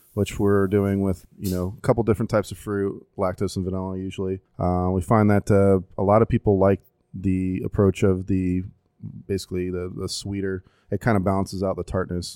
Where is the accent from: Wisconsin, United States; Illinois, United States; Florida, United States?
Florida, United States; Tampa; born and raised in Tampa